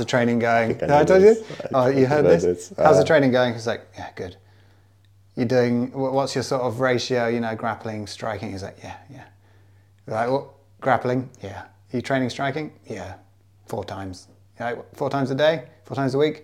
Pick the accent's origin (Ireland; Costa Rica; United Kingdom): United Kingdom; also born or lived in Japan; being back in my home country